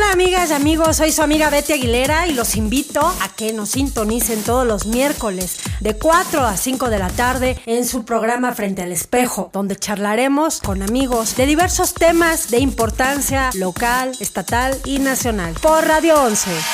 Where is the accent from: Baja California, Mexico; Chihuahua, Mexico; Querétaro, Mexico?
Querétaro, Mexico; como queretanos